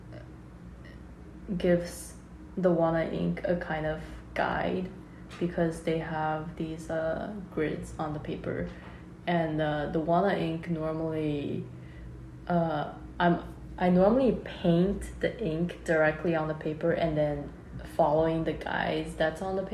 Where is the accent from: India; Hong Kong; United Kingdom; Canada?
Hong Kong; moved away; also born or lived in China / Rhode Island, United States; I'm from Hong Kong, and I grew up in Hong Kong and China